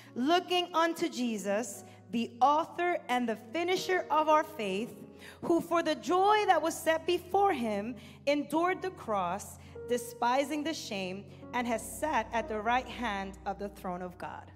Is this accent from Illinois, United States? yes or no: no; New York City, New York, United States; also born or lived in Dominican Republic; I was born in Brooklyn, New York, Northeast